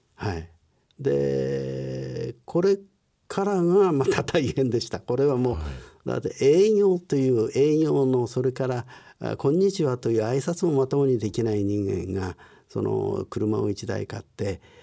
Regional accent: Chikusei, Ibaraki, Japan; moved away; also born or lived in Hongo, Tokyo; 私はあ昭和19年に生まれました。あ東生まれは東京の本郷だったんですが、ねはい、あ戦争で焼け出されそしておふくろの里これはあの茨城県の当時真壁軍と今は筑西市

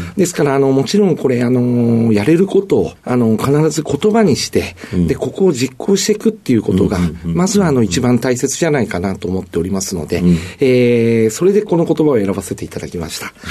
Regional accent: Tokyo, Japan; 東京台東区の蔵前になります

